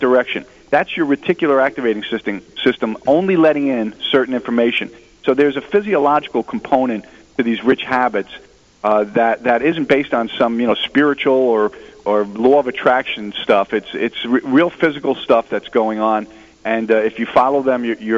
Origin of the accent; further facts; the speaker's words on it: New Jersey, United States; I'm from New Jersey